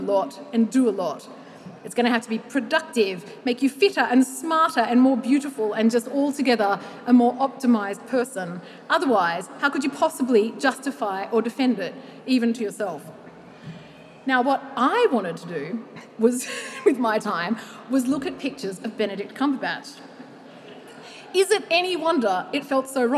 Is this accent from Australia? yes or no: yes; Australia; as an Australian woman aged 35 to 44